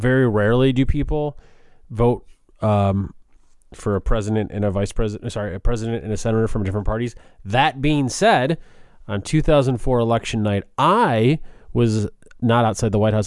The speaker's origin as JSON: {"language": "English", "town": "Chicago", "region": "Illinois", "country": "United States", "moved": "yes", "lives_now": "Washington, D.C., United States", "said": "I'm from Chicago"}